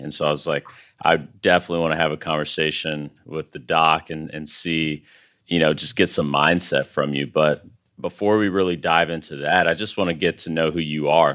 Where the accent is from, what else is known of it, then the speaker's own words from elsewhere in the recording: San Angelo, Texas, United States; I'm originally from San Angelo, Texas